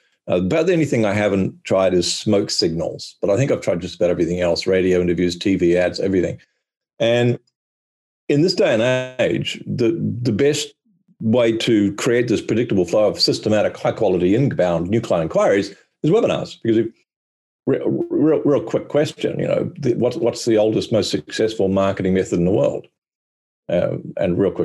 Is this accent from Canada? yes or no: no; New Zealand; now in Australia; I live in Australia, but I'm actually a New Zealander.